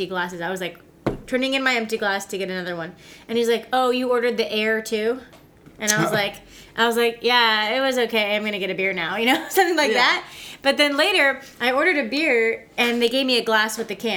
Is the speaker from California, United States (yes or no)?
yes; California, United States; now in Nashville, United States; I was from California